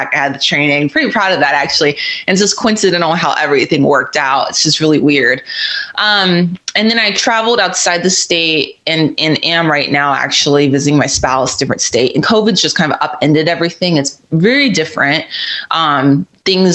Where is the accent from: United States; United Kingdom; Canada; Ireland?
United States; Florida; moved away as an adult; I grew up in Florida, and I love that state